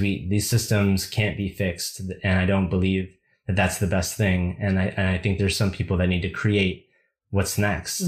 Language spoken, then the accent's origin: English; United States; as a young boy growing up in America